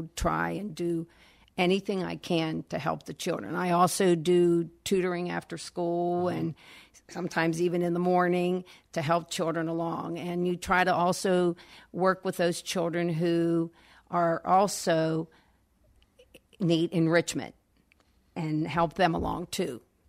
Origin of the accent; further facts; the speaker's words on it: Natrona Heights, Pennsylvania, United States; Yes, I enjoyed growing up in Natrona Heights.